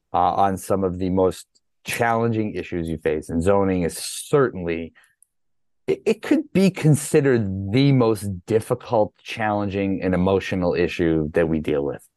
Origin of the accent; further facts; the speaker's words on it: Massachusetts, United States; moved away as an adult; also born or lived in North Carolina; I grew up here, moved back here in 1999